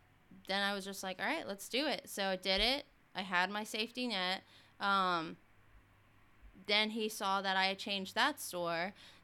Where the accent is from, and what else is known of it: Texas, United States